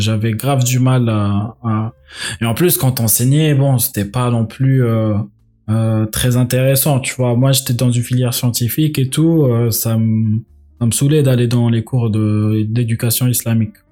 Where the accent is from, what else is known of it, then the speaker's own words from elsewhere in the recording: Algeria; moved away; dans les pays musulmans, bah, enfin, en Algérie en tout cas, il y avait l'éducation islamique